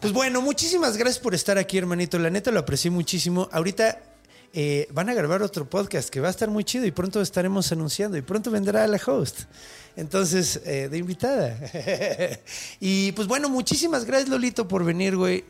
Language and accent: Spanish; Mexico City, Mexico; also born or lived in Juárez; Yo nací aquí y luego fui un rato para allá y luego me regresé